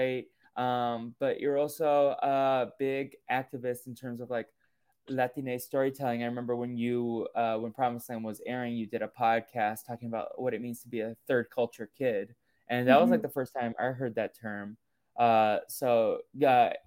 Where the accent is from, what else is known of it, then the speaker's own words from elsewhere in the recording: United States; grew up Brazilian but in America. Like my parents came from Brazil, and then I grew up